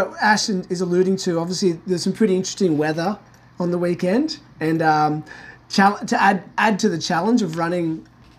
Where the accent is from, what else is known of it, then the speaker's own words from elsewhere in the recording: East Coast, Australia; now in South Australia, Australia; I'm from the East Coast originally, so I know a bit about humidity